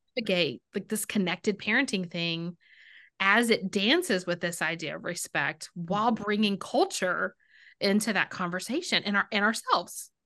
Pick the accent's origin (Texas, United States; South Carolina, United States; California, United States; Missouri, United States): Texas, United States; I'm from Texas